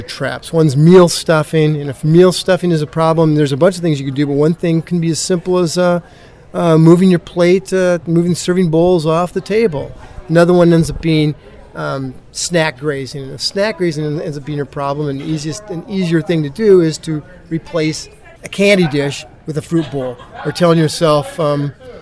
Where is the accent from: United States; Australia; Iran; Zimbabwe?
United States; Iowa; I grew up in Iowa, which is a very sort of agricultural area